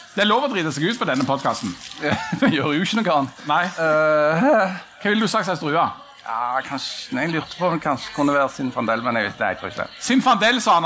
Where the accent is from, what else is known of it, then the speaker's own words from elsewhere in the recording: Bryne, Rogaland, Norway; I Time eh, kommune, der Bryne ligger, der jeg er fra